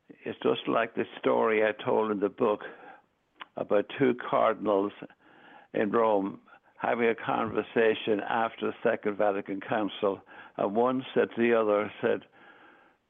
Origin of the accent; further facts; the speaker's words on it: Ireland; moved away; I was raised in Ireland, the seventh of nine children